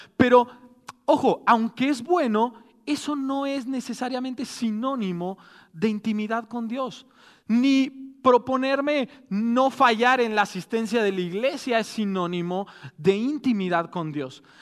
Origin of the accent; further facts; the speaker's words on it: Mexico; somos mexicanos